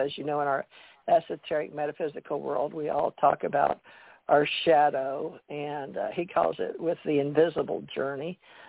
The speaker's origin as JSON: {"language": "English", "region": "the South", "country": "United States", "accent": "Southern", "said": "I'm from the South. I lived all over the world, but the military put me in Kentucky after 20 years, and I married. So I have developed around my family a Southern accent"}